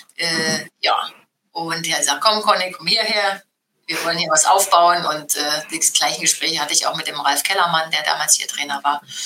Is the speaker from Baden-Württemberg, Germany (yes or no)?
no; Halle, Saxony-Anhalt, Germany; also born or lived in Frankfurt; now in Wolfsburg, Germany; ich bin in der DDR geboren